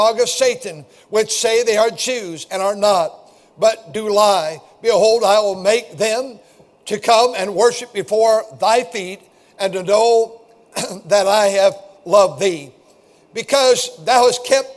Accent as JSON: {"language": "English", "town": "Milwaukee", "region": "Wisconsin", "country": "United States", "tie": "born or raised there", "said": "I'm a twin, and we were born in Milwaukee"}